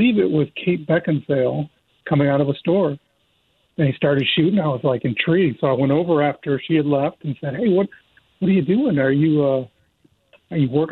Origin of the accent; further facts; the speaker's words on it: Michigan, United States; moved away as an adult; now in California, United States; I'm originally from Michigan